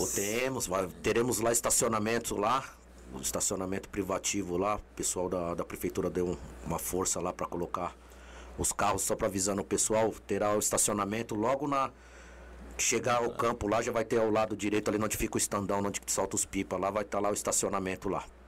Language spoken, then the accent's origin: Portuguese; Brazil; todo brasileiro, eu tenho fé